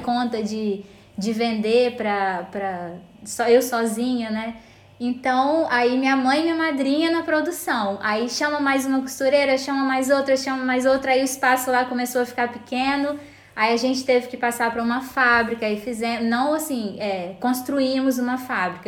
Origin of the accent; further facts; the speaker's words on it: Vitória, Espírito Santo, Brazil; A gente é de Vitória, Espírito Santo, mas nossa fábrica fica no interior do estado, que é em São Mateus